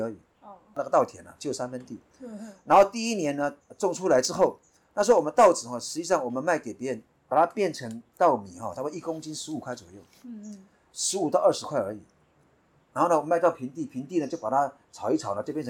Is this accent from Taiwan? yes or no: yes; Taiwan; 我们泰雅族。大概至少迁了五六次以上了，那个部落很广。那我们就是从世纪部落迁过来的。